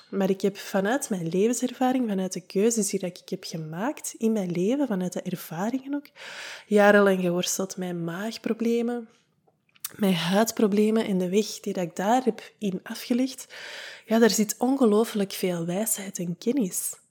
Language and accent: Dutch; United Kingdom; als Brit zijnde met de wijsheid die dat ik bezit